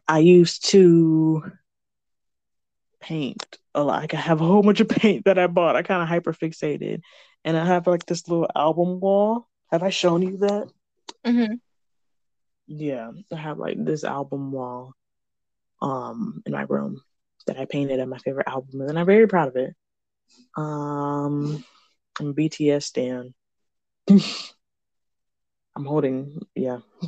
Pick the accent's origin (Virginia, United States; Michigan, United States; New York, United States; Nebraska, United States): Michigan, United States